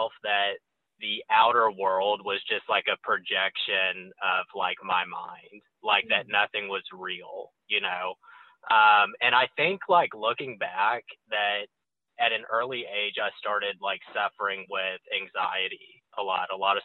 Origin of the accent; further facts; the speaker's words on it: Cypress, Texas, United States; I'm originally from Houston, Texas, and for Houston snobs, I'm actually from Cypress. It's a suburb on the northwest side of town. And I grew up in a, you know, upper middle class neighborhood